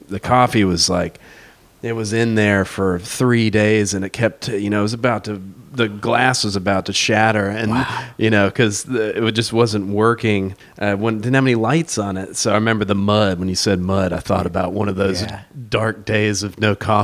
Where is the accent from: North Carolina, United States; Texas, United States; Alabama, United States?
North Carolina, United States; Hickory; I'm from Hickory, North Carolina